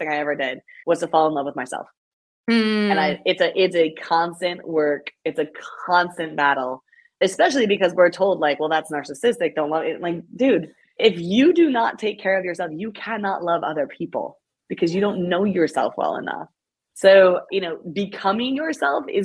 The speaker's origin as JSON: {"language": "English", "town": "Greenville", "region": "South Carolina", "country": "United States", "tie": "born or raised there", "said": "to do this event in my hometown, which is really special"}